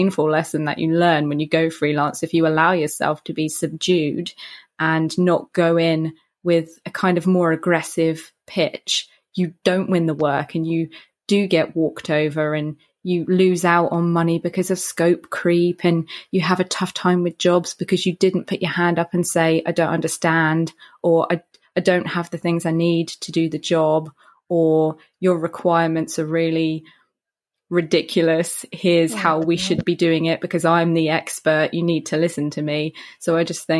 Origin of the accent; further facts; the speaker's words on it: Brighton, South East England, United Kingdom; now in London, United Kingdom; Born in London. My dad is a Londoner, a Cockney Londoner. So you get the pure Dick Van Dyke experience with my dad. Well, in America, I reckon that's what it would be. In the UK, he's like EastEnders type, Danny Dyer type of a dad. And I was raised on the South Coast in a town called Brighton